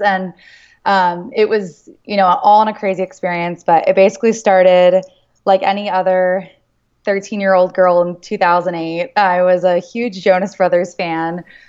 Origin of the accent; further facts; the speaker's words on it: United States; being American